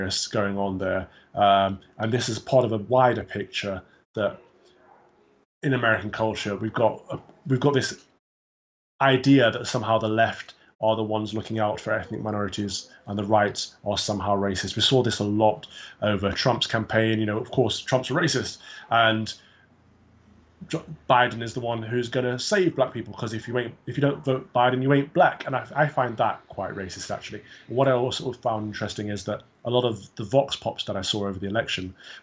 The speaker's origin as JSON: {"language": "English", "region": "England", "country": "United Kingdom", "tie": "born or raised there", "said": "I was born here. I've got one black parent, one white parent, but I would say I'm entirely 100% British, 100% English"}